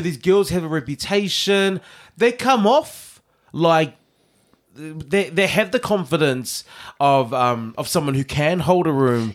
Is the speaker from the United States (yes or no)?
no; New Zealand; born in New Zealand